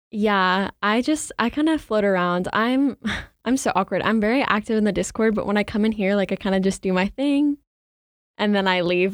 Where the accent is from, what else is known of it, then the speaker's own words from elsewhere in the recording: Charlotte, North Carolina, United States; I grew up in Charlotte